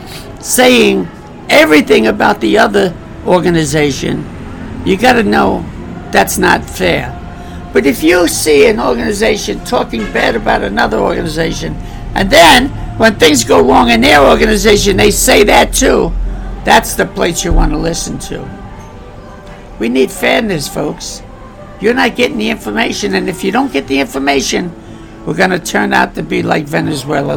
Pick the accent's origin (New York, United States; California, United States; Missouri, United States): New York, United States; New York City; moved away; I was raised with black people. I was born in Bedford-Stuyvesant